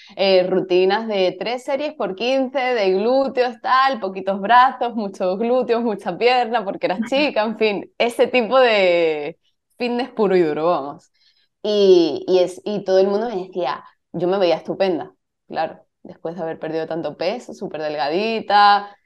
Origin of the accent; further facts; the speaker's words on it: Cádiz, Andalusia, Spain; moved away as an adult; also born or lived in Madrid; Yo soy de Cádiz y, me fui a Madrid con 18, 19 años